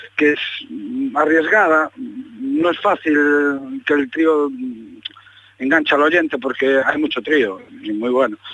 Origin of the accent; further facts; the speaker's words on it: Galicia, Spain; nos hemos criado, pues como decimos aquí, en la ribera, ¿no? en la orilla del Atlántico